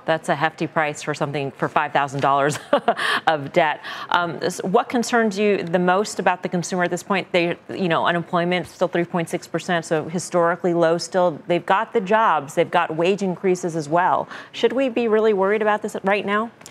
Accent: New York City, New York, United States; As a New Yorker

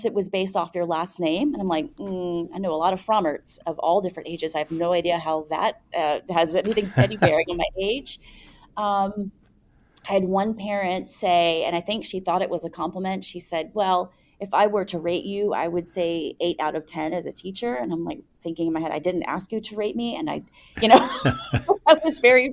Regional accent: United States; I am from an American culture where you don't kiss somebody on the cheeks in a professional setting

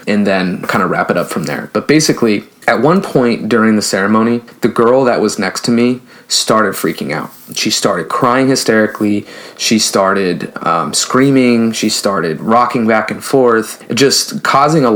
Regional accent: the Bay Area, California, United States; I'm from a big city. I'm from California. I'm from the Bay Area.

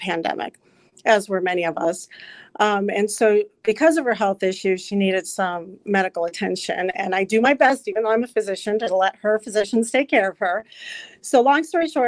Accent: Illinois, United States; moved away as an adult; also born or lived in New Jersey; now in Wisconsin, United States; I was born in New Jersey, but raised in Illinois, and then met my wonderful husband and moved to Wisconsin about 13 years ago now.

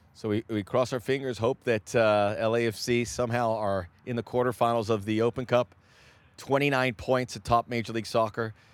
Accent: Miami, Florida, United States; moved away; also born or lived in Northeast United States; I lived in Miami. I grew up in Miami, and I lived in the Northeast

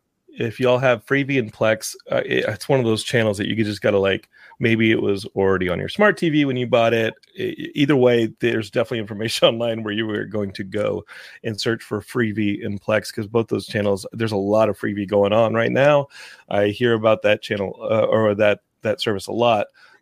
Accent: Austin, Texas, United States; And I grew up in Austin.

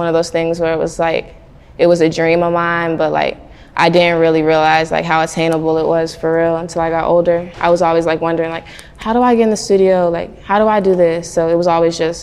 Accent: Atlanta, Georgia, United States; I grew up in the south side of Atlanta

